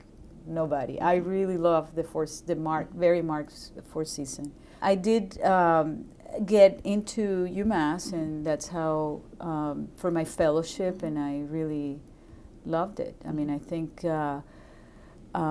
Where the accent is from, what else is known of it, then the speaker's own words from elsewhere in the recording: Venezuela; English is a second language; moved away as an adult; also born or lived in Boston; now in United States; I'm from Venezuela